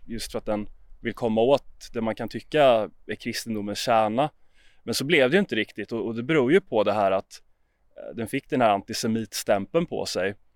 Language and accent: Swedish; Jönköping, Jönköping County, Sweden; Jag är uppvuxen i Jönköping